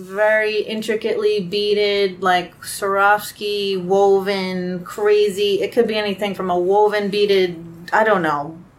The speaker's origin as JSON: {"language": "English", "town": "Brooklyn", "region": "New York", "country": "United States", "tie": "born or raised there", "said": "Oh, this whole thing. Brooklyn, New York."}